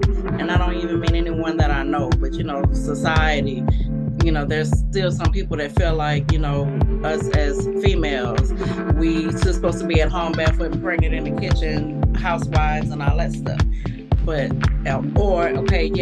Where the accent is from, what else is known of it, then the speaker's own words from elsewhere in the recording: Beaumont, Texas, United States; now in Houston, United States; I'm from Beaumont, Texas, but I live in Houston, Texas